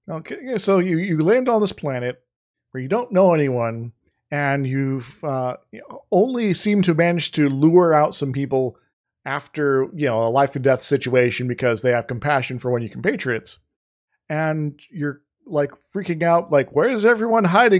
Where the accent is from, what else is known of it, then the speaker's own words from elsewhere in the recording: Iowa, United States; growing up in Iowa